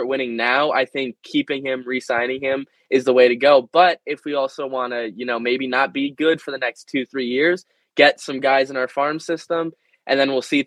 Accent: Cleveland, Ohio, United States; I'm from Cleveland

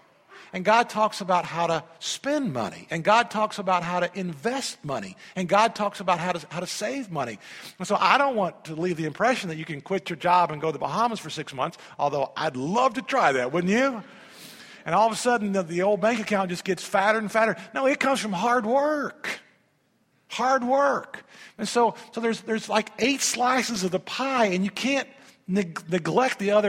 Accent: Indiana, United States; I grew up in Indiana.

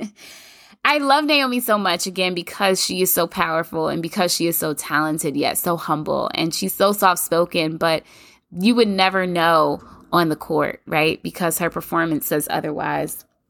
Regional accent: Kentucky, United States; I'm from Kentucky

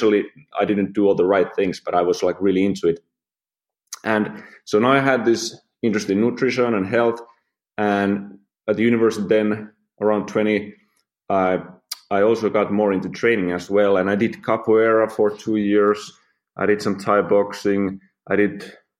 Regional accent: Finland; moved away as an adult; I'm from Finland. Lived there, you know, like 24 years before I started the travels.

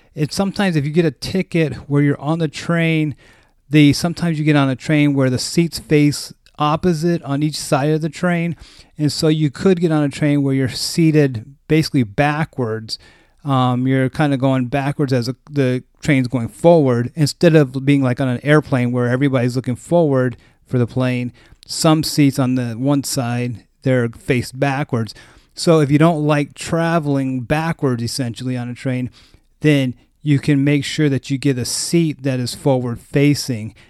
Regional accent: West Coast of the US, United States; I'm from the West Coast of the U S, so there's not a lot of trains out here

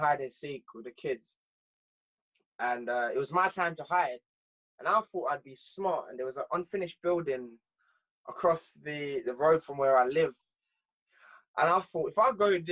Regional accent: Jamaica; moved away; I was born in Jamaica. My mom and dad split

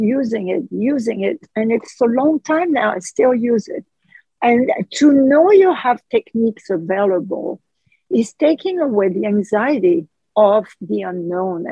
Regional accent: France; accent: French; English is a second language; my French accent

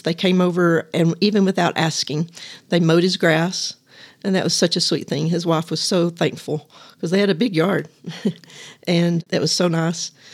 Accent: Littlefield, Texas, United States; also born or lived in Lubbock, Texas; my hometown of Littlefield

